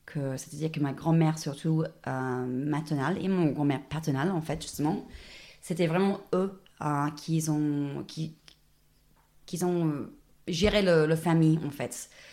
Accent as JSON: {"language": "French", "town": "Dubbo", "region": "New South Wales", "country": "Australia", "tie": "born or raised there", "also_born_or_lived": "France / Sydney, Australia / Rennes, France", "second_language": "French", "moved": "as an adult", "lives_now": "Clermont-Ferrand, France", "said": "c'était où j'ai grandi. Donc moi, je viens de la Bouche. Je ne suis pas du tout une euh, un, ville de, un fille des grandes villes. Je viens de Dubbo."}